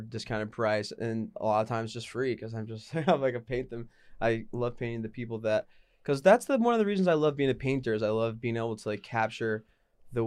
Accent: North Carolina, United States; also born or lived in New York; now in Los Angeles, United States; I have family from New York, but I'm originally from North Carolina, so I'm a North Carolina boy at heart

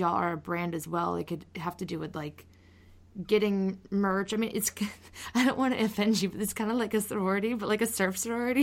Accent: Phoenix, Arizona, United States; I grew up in Phoenix

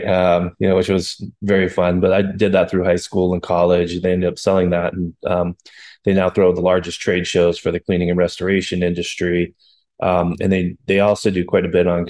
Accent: Colorado, United States; also born or lived in Boulder, Colorado / California / Denver, Colorado; I grew up in Colorado, lived a little bit of time in California, came back to Colorado

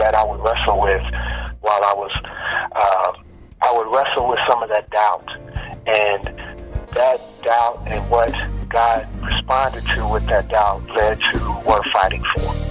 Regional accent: Chicago, Illinois, United States; now in Houston, United States; Chicago originally, the west side of Chicago, and I grew up in the, you know, choirs in my church.

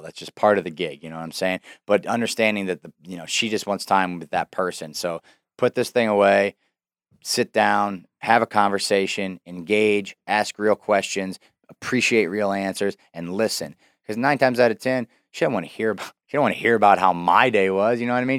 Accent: Davenport, Iowa, United States; my hometown in downtown Davenport

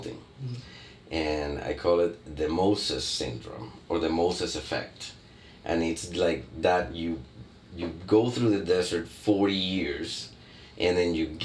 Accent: Barranquilla, Atlántico, Colombia; Barranquilla, my hometown

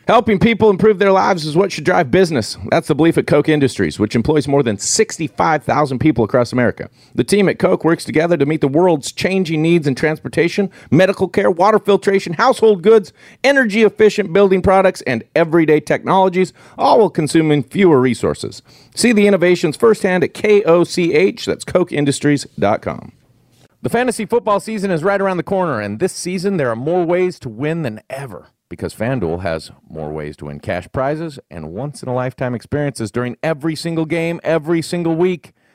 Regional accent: Wyoming, United States; moved away; growing up in Wyoming

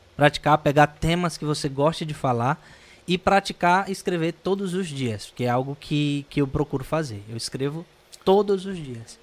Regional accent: Northeast Region, Brazil; sendo eu, brasileiro, e sendo nordestino

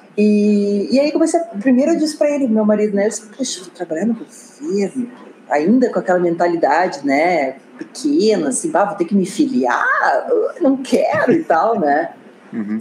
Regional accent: Porto Alegre, Rio Grande do Sul, Brazil; accent: gaúcho; moved away as an adult; also born or lived in Brasília; vocês têm sotaque gaúcho, ah, nós somos de Porto Alegre

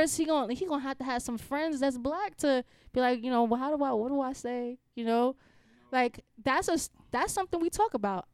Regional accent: New York City, New York, United States; moved away; I'm from the Bronx

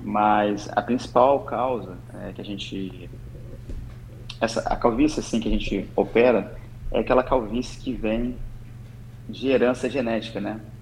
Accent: Espírito Santo, Brazil; moved away as an adult; now in Niterói, Brazil; Eu não sou daqui, né? Eu sou do Espírito Santo.

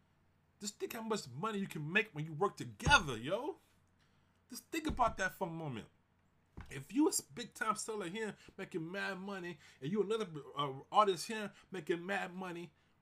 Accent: Houston, Texas, United States; now in Seattle, United States; I grew up in Houston, Fifth Ward

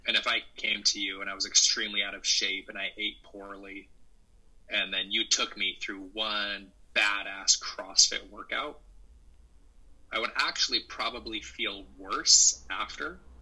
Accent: Salt Lake City, Utah, United States; moved away; also born or lived in Centreville, Virginia; I grew up in Salt Lake City, Utah

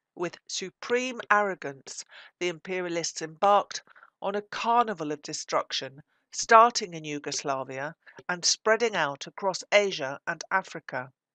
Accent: United Kingdom; As a British socialist, I represent that part of the British working class

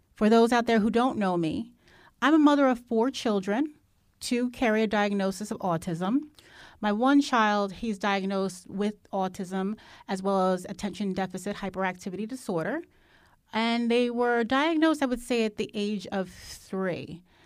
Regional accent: New Jersey, United States; I'm from New Jersey

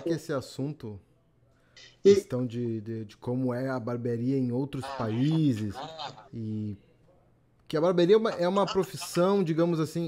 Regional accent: Porto Alegre, Rio Grande do Sul, Brazil; also born or lived in Argentina; moro em Porto Alegre

